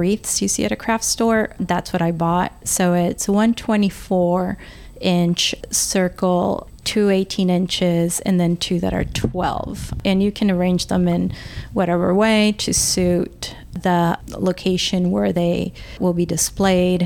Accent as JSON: {"language": "English", "country": "El Salvador", "tie": "born or raised there", "second_language": "English", "moved": "yes", "lives_now": "United States", "said": "I grew up in El Salvador during the war"}